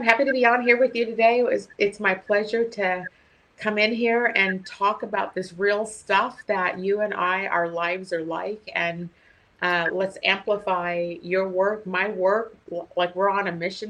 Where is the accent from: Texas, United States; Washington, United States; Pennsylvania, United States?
Washington, United States; Seattle; I'm actually in the Bay Area this weekend. I'm from Seattle